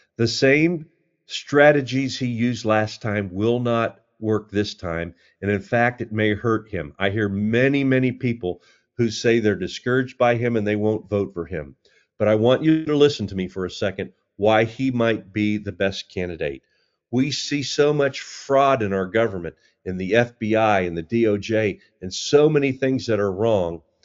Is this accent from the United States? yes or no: yes; United States; I've enjoyed growing up in America